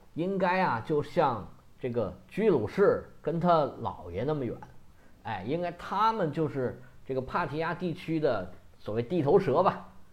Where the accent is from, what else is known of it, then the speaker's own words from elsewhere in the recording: China; 我们中国人